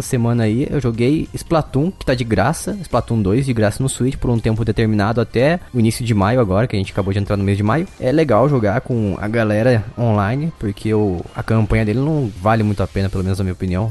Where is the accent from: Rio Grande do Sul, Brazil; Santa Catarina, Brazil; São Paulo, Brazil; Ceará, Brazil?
São Paulo, Brazil; Paraíba Valley; eu sou do Vale do Paraíba